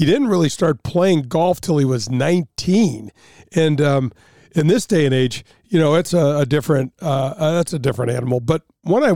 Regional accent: Midwest, United States; growing up in the Midwest

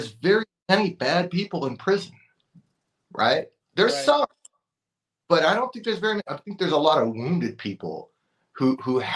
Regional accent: Oxnard, California, United States; I grew up in Oxnard, California in the 90s

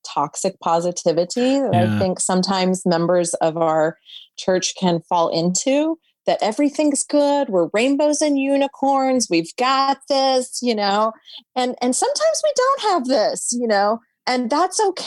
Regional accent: the South, United States; I'm from the South

